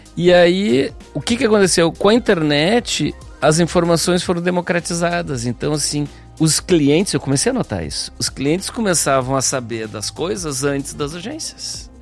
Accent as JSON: {"language": "Portuguese", "region": "Rio Grande do Sul", "country": "Brazil", "said": "eu sou gaúcho"}